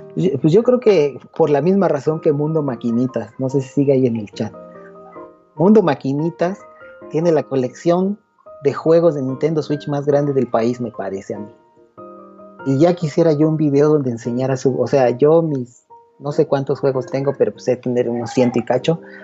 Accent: Mexico; De México.

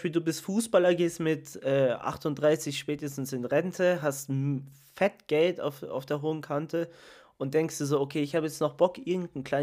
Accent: Italy; ich meine, ich bin Italiener, aber für mich ist Tiefkühlpizza eigentlich kein Thema zum Essen.

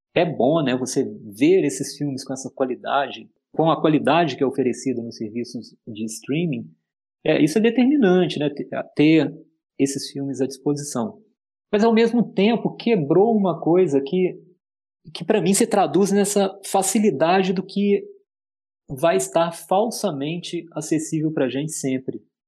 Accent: Juiz de Fora, Minas Gerais, Brazil; eu também sou mineiro, né? Eu acho que isso diz bastante para mim, sabe? Eu nasci em Juiz de Fora

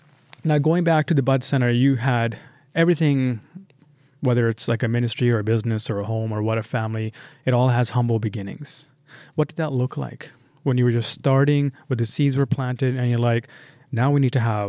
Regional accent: Sri Lanka; One of the biggest one is growing up in Sri Lanka.

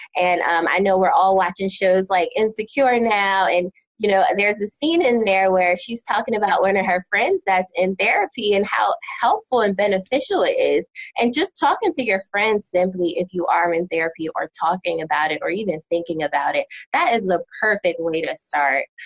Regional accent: United States; moved away as an adult; also born or lived in New Jersey / Philadelphia, Pennsylvania; now in North Carolina, United States

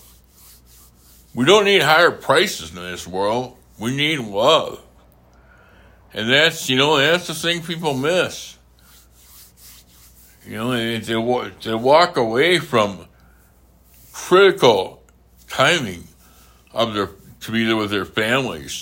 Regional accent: United States; I'm American

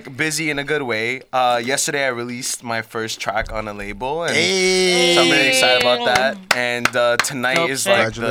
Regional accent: New York City, New York, United States; I'm originally from the Bronx

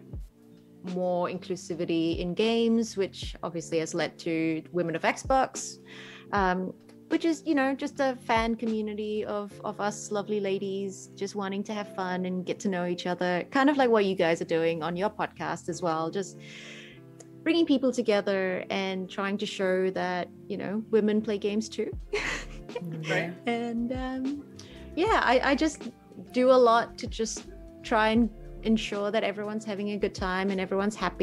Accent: Malaysia; also born or lived in New Zealand; now in Australia; I grew up in Malaysia. Games were all knockoffs

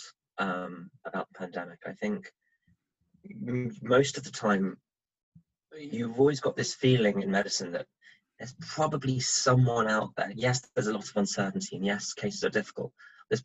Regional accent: Switzerland; moved away; I grew up in Switzerland

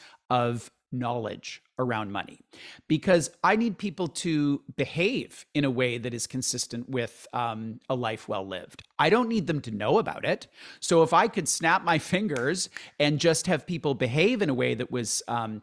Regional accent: London, Ontario, Canada; No, like I grew up in London, Ontario in the 70s and 80s.

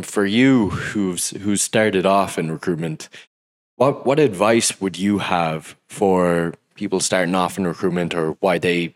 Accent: Mayo, Connacht, Ireland; I'm from Mayo

